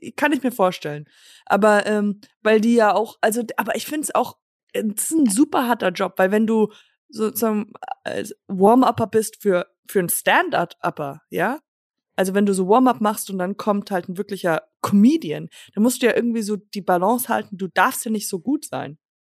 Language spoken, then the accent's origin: German; Germany; accent: German; moved away; also born or lived in Los Angeles, United States; dass ich Deutsche bin